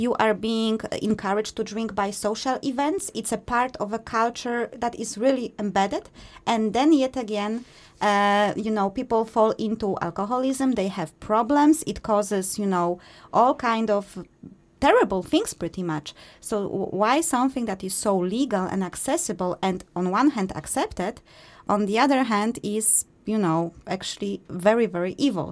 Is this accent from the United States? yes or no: no; Poland; we are from Poland